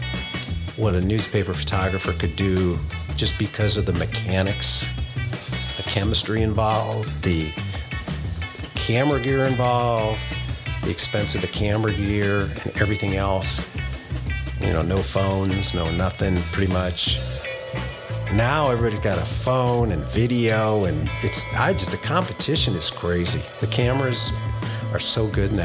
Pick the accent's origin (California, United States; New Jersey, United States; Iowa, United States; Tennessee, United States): California, United States; Los Angeles; I grew up in the Valley, San Fernando Valley